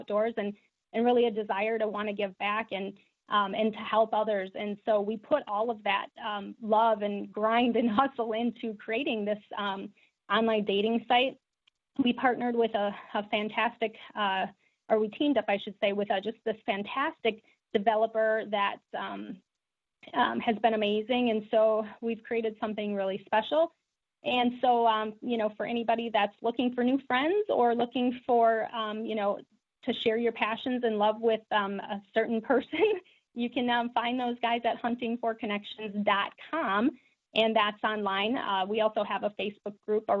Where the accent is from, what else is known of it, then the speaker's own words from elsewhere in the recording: La Crosse, Wisconsin, United States; I grew up in La Crosse